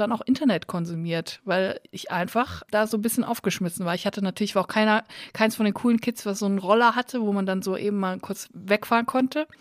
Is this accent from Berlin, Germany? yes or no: no; Unglinghausen, North Rhine-Westphalia, Germany; moved away; Ich komme aus Unglinghausen bei Netfen bei Siegen